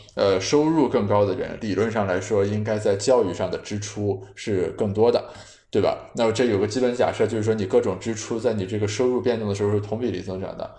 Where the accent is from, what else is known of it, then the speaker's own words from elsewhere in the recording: China; 我们中国人